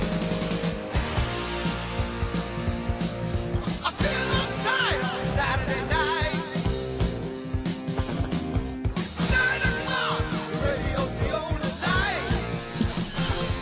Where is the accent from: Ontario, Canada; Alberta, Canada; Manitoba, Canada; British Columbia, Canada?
Ontario, Canada; Pickering; also born or lived in Scarborough, Ontario; I was born in Scarborough, Ontario, and then we moved to Pickering